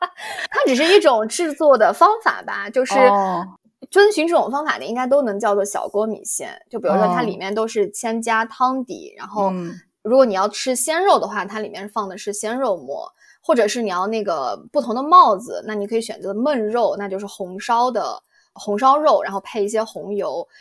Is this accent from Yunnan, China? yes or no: yes; Kunming, Yunnan, China; moved away as an adult; now in Chicago, United States; 我是昆明人，我是二零一二年的秋天来的美国，目前也差不多快八年的时间了。